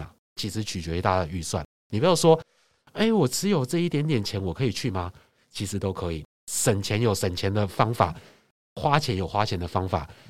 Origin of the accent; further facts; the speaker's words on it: Taiwan; 所以其实语言不通，我觉得我们台湾人肢体语言厉害啊。